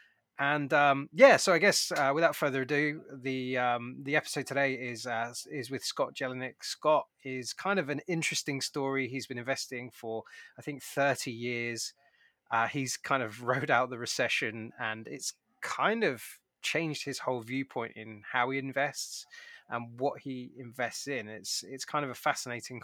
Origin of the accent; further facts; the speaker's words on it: United Kingdom; now in United States; As a Brit